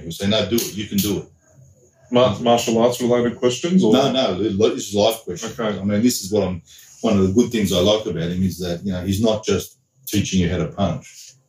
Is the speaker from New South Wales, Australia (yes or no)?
yes; Sydney, New South Wales, Australia; growing up in Sydney, Australia in the 1970s